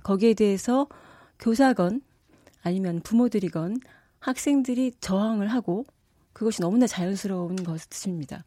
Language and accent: Korean; South Korea; moved away as an adult; now in France; 제가 한국 사람으로서